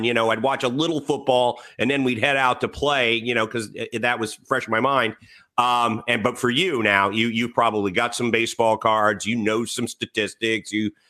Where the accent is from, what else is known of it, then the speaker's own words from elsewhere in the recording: Washington, District of Columbia, United States; I grew up in Washington, D.C., military folks everywhere. Annapolis isn't far away.